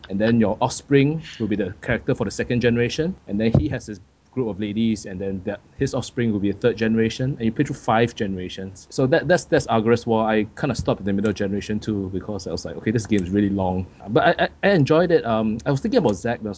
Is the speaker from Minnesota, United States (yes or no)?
no; Charlotte, North Carolina, United States; Charlotte Bobcats on on my on my game that's my hometown